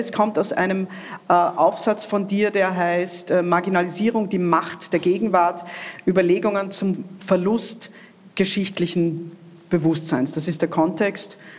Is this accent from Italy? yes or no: yes; Italy; now in Austria; ich habe das in meiner Kindheit in Italien nie für möglich gehalten